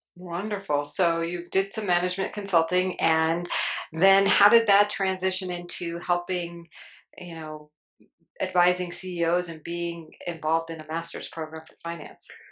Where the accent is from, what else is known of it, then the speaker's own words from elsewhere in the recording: New Jersey, United States; I'm from Jersey too